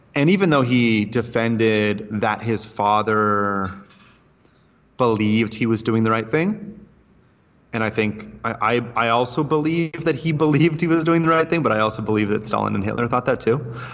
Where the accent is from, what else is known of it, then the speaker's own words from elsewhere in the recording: United States; moved away; also born or lived in Asia / Brazil; as an American